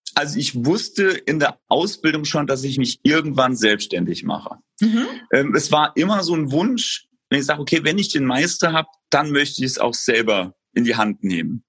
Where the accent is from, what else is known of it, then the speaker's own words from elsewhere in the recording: Saarbrücken, Saarland, Germany; also born or lived in Lübeck; Ich komme aus Saarbrücken, der Landeshauptstadt des Saarlandes